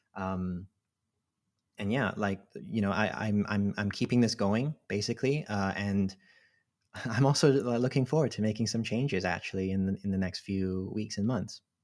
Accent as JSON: {"language": "English", "country": "Hong Kong", "tie": "born or raised there", "also_born_or_lived": "Cambridge", "moved": "yes", "said": "I grew up in Hong Kong, and, uh, I'm a Filipino Chinese, uh, person."}